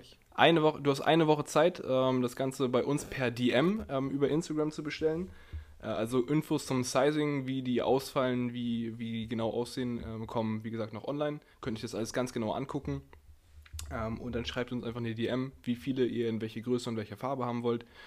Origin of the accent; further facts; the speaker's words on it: Hamburg, Germany; als Hamburger